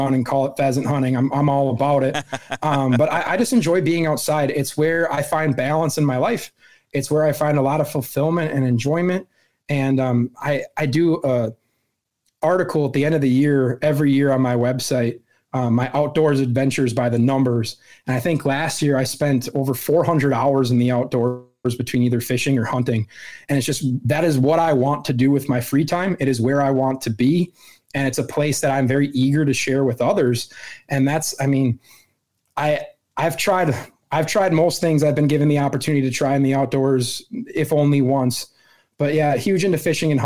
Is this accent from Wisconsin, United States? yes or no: yes; Wisconsin, United States; I born and raised in Wisconsin, lived here my whole life, over 3 decades